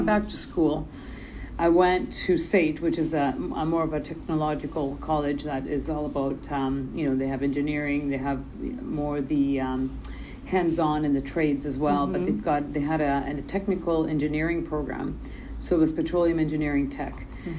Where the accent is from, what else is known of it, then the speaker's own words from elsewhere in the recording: Canada; English is a second language; also born or lived in El Salvador; I was born in El Salvador, Central America. Okay. My parents immigrated to Canada in 1990, and I've been freezing ever since.